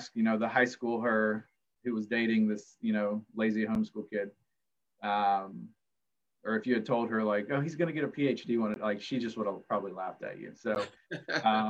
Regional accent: Culpeper, Virginia, United States; moved away; I grew up in the county, a house up in the woods

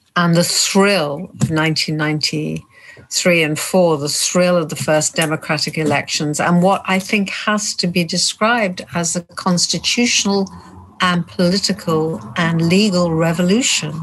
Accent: United Kingdom; I'm British even though I'm Jewish, British, and originally Polish

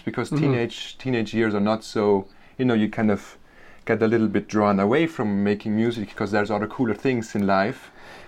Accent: Bolzano, Trentino-Alto Adige, Italy; accent: Germanic; English is a second language; moved away as an adult; also born or lived in New York; I grew up in Bolzano, Italy

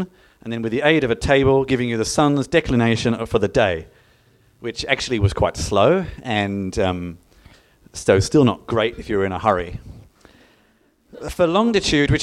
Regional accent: London, United Kingdom; now in Melbourne, Australia; I originally hail from Greenwich in London, which is where time comes from.

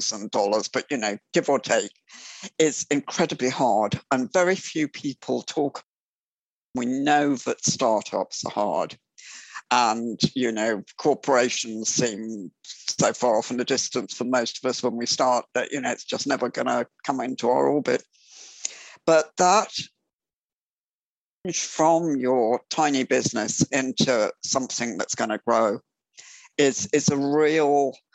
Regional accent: England, United Kingdom; I am an entrepreneur from England

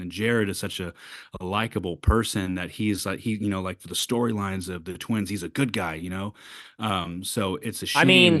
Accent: Illinois, United States; growing up in Illinois, in fucking buttfuck Egypt, Illinois.

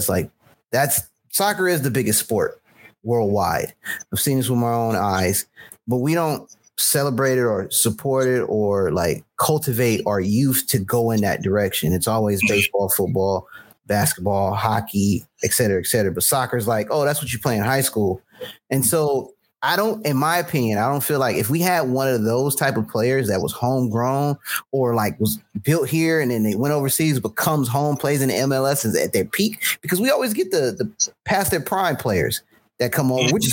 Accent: United States; I, I got being an American and I went to World Cup

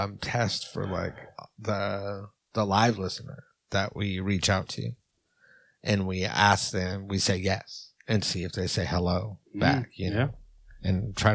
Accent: Ireland; Obviously, I'm Irish. I love Irish people.

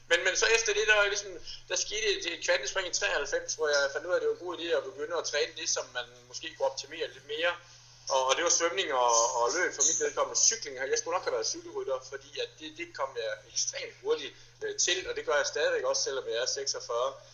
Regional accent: Viborg, Central Denmark Region, Denmark; Hjemme i Viborg har vi en 18 km enkeltstartsrute

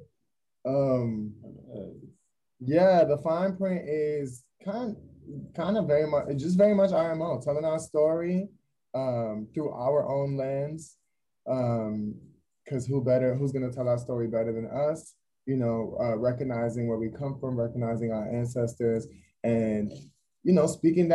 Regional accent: New York City, New York, United States; also born or lived in North Carolina / Brooklyn; I'm from the Bronx, you know, it's the birthplace of hip hop

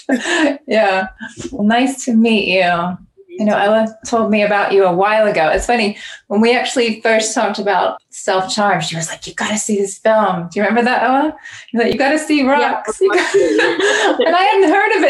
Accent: London, United Kingdom; now in United States; That's where I'm from as well. I'm from England originally, even though I'm in the US.

